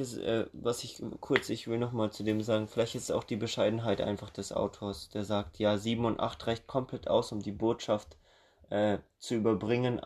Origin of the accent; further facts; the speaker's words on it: Germany; wir in Deutschland